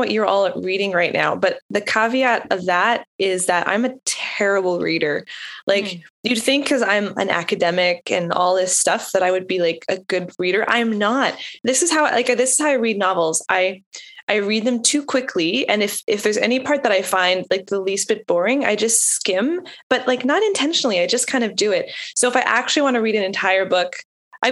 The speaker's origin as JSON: {"language": "English", "country": "Canada", "moved": "yes", "lives_now": "Nashville, United States", "said": "I living in Nashville. I'm Canadian though"}